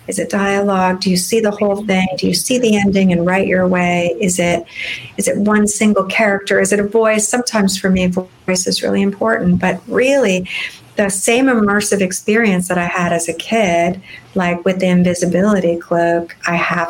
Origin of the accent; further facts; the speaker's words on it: Fresno, California, United States; I grew up in California, but I grew up in a much less picturesque, shall we say, California. I grew up in the Cleveland of California, and it's called Fresno in the Central Valley